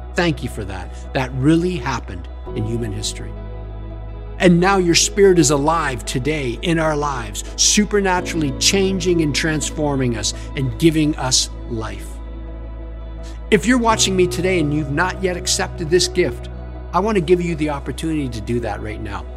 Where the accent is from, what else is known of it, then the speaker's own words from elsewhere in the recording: Stratford, Ontario, Canada; I was raised in Stratford, Ontario